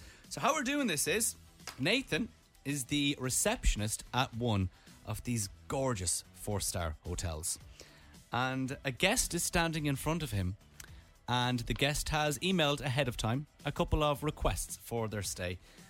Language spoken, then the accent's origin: English; Mullingar, Westmeath, Ireland; Yes, I'd like to bring me to Mullingar. It's my hometown.